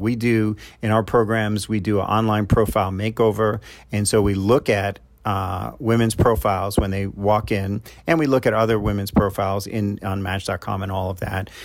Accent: New York, United States; I'm from New York, so I call 'em knuckleheads

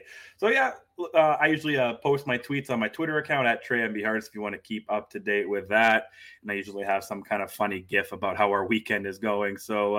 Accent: Virden, Manitoba, Canada; my hometown's Verdun, Manitoba, man. That's a pretty big stop for the Greyhound.

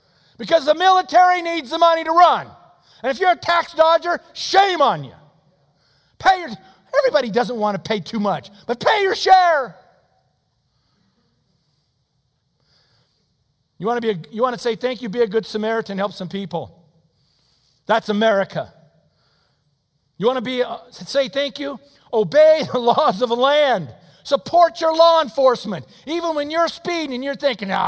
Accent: United States; I'm an American

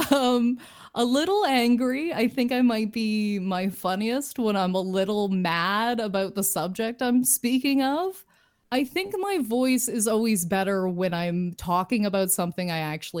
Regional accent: Lindsay, Ontario, Canada; moved away as an adult; now in Toronto, Canada; But my hometown is Lindsay

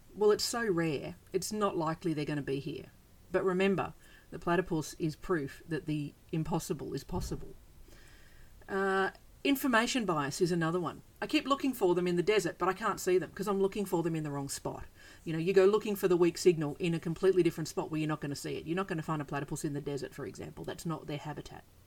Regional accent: Australia; I'm from Australia. We have bizarre animals here

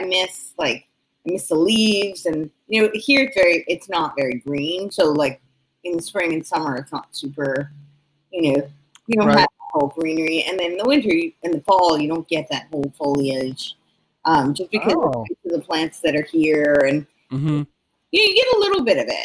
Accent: in New Jersey, United States; now in California, United States; I'm from New York. I grew up right outside New York City and it was in New Jersey

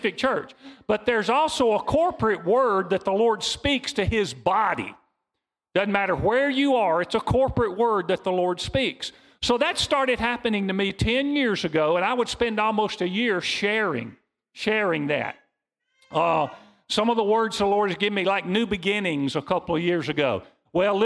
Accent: Mississippi, United States; We're from Mississippi

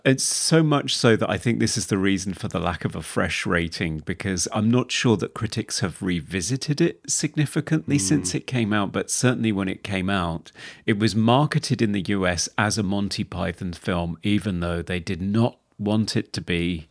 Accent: United Kingdom; We're British.

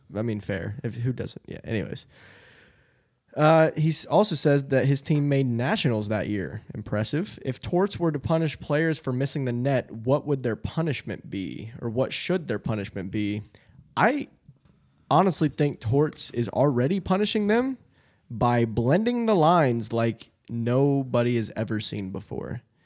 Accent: London, Ohio, United States; I'm from London, same thing as Galpolis.

